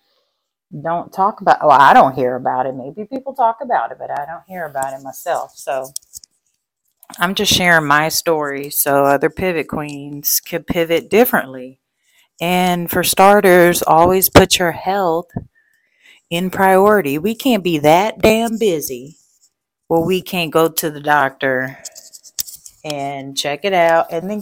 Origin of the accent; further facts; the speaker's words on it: Texas, United States; I'm Texan